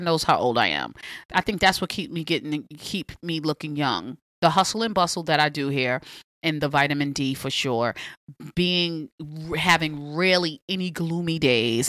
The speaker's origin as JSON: {"language": "English", "region": "New York", "country": "United States", "moved": "as an adult", "lives_now": "Los Angeles, United States", "said": "I'm from New York. I'm used to Times Square"}